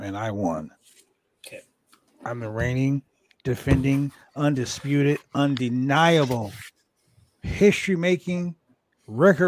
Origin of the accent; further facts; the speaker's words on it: Calgary, Alberta, Canada; I was born in Calgary